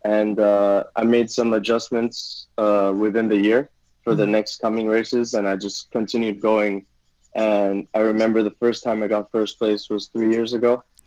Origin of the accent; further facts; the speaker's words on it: Taiwan; growing up in Taiwan